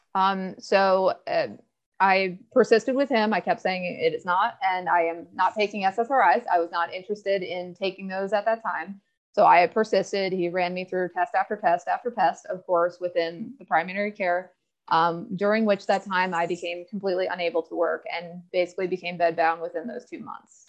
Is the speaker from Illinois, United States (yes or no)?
no; Newport, Virginia, United States; I am from Newport, Virginia. a small town outside Blacksburg. Uh, raised in Southwest Virginia country, grew up on conventional cattle farms